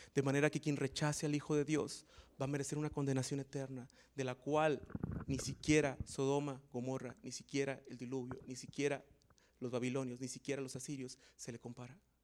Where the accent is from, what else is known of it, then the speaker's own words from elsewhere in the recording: Mexico; como buenos mexicanos